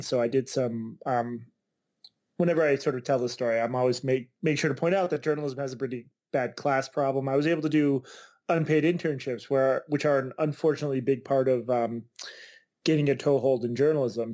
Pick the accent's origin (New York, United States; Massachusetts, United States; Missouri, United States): Massachusetts, United States; Boston; the Boston Globe, which is my hometown paper